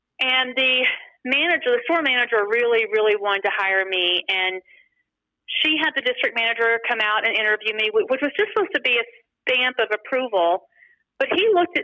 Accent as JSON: {"language": "English", "town": "Rockwall", "region": "Texas", "country": "United States", "tie": "born or raised there", "moved": "yes", "lives_now": "Arizona, United States", "said": "I grew up in Texas, small town east of Dallas called Rockwall."}